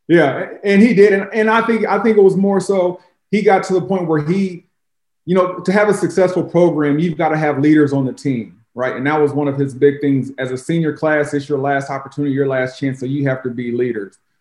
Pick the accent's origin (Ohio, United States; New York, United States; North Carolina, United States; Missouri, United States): Missouri, United States; Jefferson City; moved away as an adult; also born or lived in Chicago, United States / Tennessee, United States; now in St. Louis, United States; growing up in Jeff City